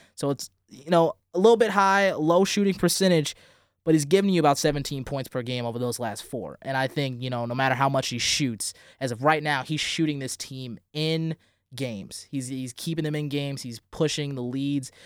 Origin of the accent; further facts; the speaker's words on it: St. Louis, Missouri, United States; moved away; I'm from Saint Louis, Missouri